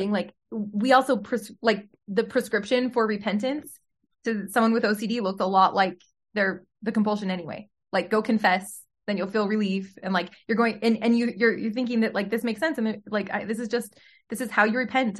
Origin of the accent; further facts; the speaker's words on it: Utah, United States; also born or lived in Salt Lake City; I was born in Salt Lake City and mostly grew up in Utah